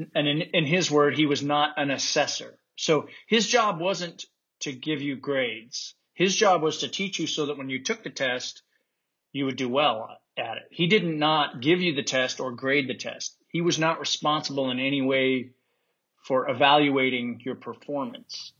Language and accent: English; Utah, United States; moved away as an adult; I grew up in Utah